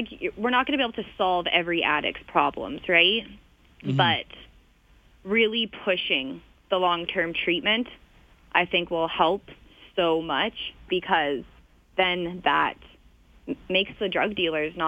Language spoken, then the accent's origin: English; Vancouver, British Columbia, Canada; moved away as an adult; now in Calgary, Canada; I'm from Vancouver, but I moved to Calgary 2 years ago.